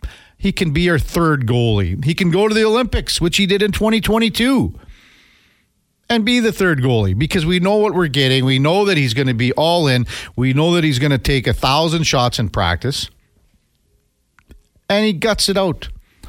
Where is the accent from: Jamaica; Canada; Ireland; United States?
Canada; Melville, Saskatchewan; I'm from Melville, Saskatchewan.